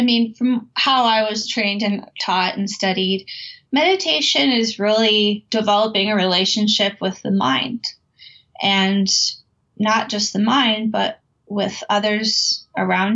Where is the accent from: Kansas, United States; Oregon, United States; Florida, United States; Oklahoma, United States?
Florida, United States; Gulf Coast of; I was about 14 when I started to volunteer at a local marine research center where I grew up on the Gulf Coast of Florida